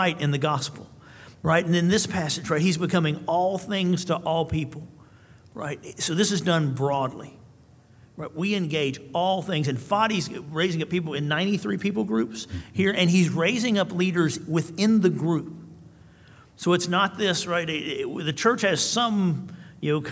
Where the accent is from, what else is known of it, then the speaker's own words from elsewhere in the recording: Tullahoma, Tennessee, United States; I'm from Tullahoma, which is a small town in Tennessee